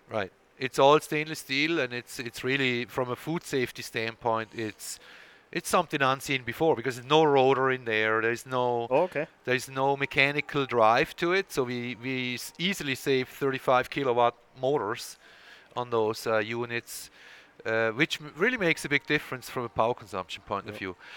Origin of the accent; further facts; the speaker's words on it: Switzerland; English is a second language; moved away; there is a bit of an accent there uh, when I speak, and that's uh, because I was born and raised in Switzerland